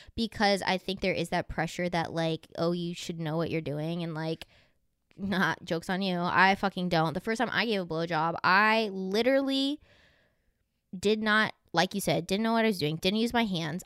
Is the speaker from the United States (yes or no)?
yes; the South, United States; I grew up in the South